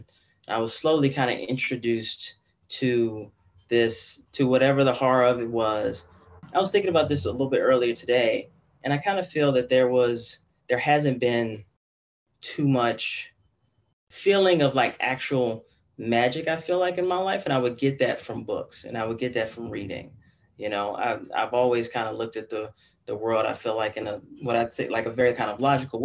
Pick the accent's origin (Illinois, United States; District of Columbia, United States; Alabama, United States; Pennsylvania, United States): District of Columbia, United States; Washington; I grew up in Washington, D.C. I grew up in D.C., D.C. Some people say like the D.C. area, but I grew up in Southeast D.C.